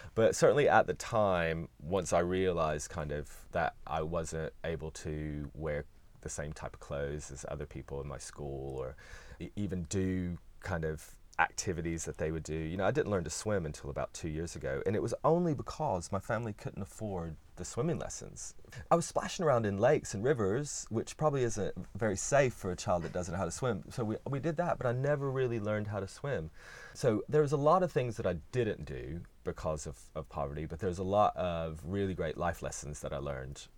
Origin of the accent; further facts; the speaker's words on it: Bristol, Tennessee, United States; accent: Southern; moved away as an adult; also born or lived in New York; now in London, United Kingdom; I'm a Tennessee boy, from East Tennessee specifically, in the mountains.